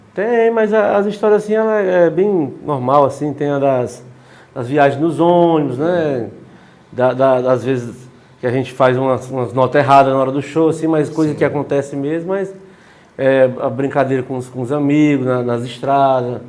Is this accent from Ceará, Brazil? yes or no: yes; Quixadá, Ceará, Brazil; eu sou de Quixadá